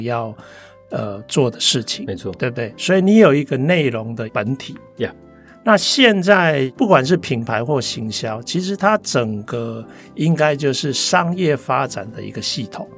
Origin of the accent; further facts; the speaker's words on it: Taipei, Taiwan; first language Taiwanese Hokkien; Chinese is a second language; 像我的母语就是台语啦是，啊，只是说因为我是台北小孩